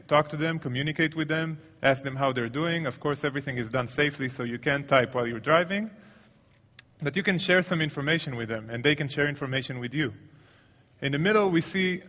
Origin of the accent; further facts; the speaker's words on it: Tel Aviv, Tel Aviv District, Israel; my hometown, Tel Aviv.